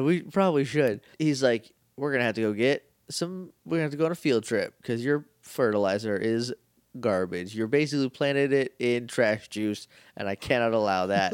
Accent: New England, United States; We're from New England. It's just how it sounds up there.

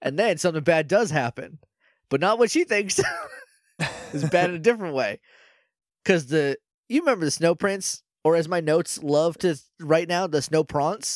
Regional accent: New Hampshire, United States; I'm from New Hampshire

